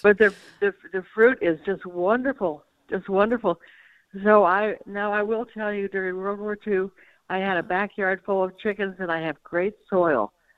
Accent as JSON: {"language": "English", "region": "California", "country": "United States", "moved": "yes", "lives_now": "Cape Coral, United States", "said": "I am a Californian at heart"}